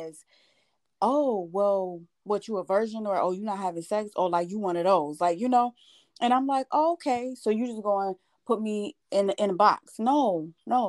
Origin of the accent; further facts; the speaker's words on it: Buffalo, New York, United States; moved away as an adult; now in Georgia, United States; I'm from Buffalo, New York